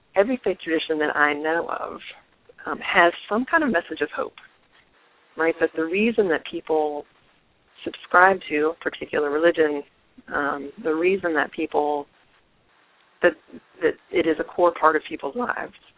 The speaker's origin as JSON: {"language": "English", "region": "North Carolina", "country": "United States", "tie": "born or raised there", "said": "I grew up in North Carolina"}